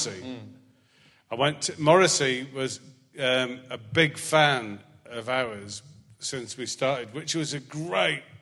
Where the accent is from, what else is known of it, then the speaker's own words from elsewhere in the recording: Scotland, United Kingdom; I mean, mind you, I'm Scottish.